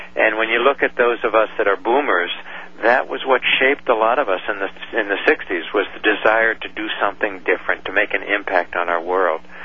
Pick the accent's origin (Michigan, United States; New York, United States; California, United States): New York, United States; when my dad would go off to work in New York, uh, we grew up in New York